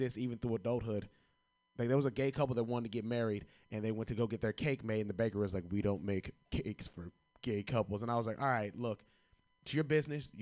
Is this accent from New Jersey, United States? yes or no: no; Kentucky, United States; I'm from Kentucky